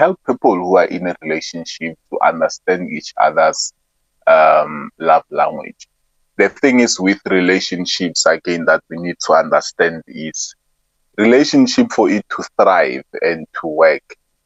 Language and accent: English; Soshanguve, Gauteng, South Africa; I'm from Sosha